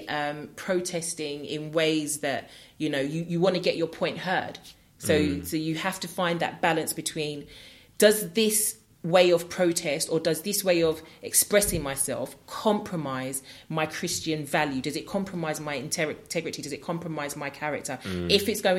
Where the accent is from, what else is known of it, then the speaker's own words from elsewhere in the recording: London, United Kingdom; growing up in New Cross